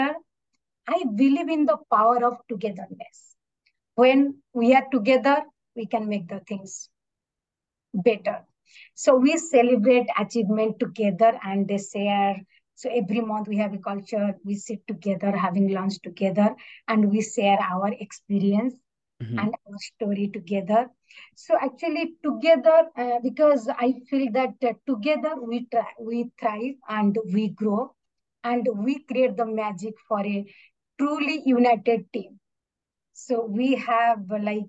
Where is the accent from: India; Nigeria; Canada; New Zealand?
India; Odisha; also born or lived in Rhode Island, United States; now in Tampa, United States; India, the place I grew up. I'm from Odisha.